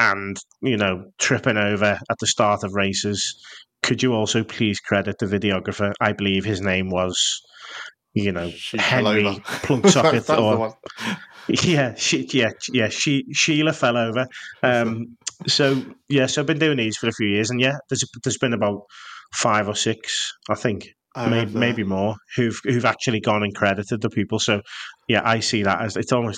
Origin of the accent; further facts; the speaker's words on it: Liverpool, North West England, United Kingdom; I'm from Liverpool.